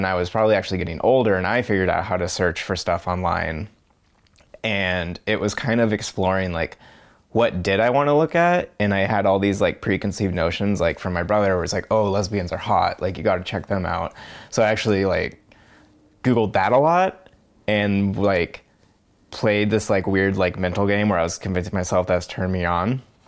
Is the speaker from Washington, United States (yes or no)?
yes; Bainbridge Island, Washington, United States; I'm 29 years old and I grew up over on Bainbridge Island.